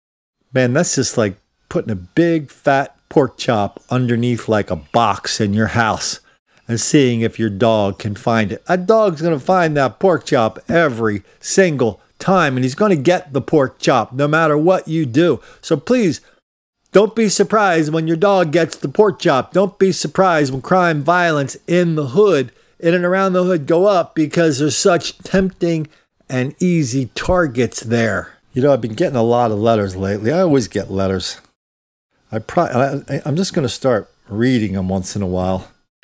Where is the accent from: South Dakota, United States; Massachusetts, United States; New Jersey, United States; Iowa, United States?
Iowa, United States; Fort Dodge; now in Oregon, United States; Short story, I'm from Fort Dodge, Iowa.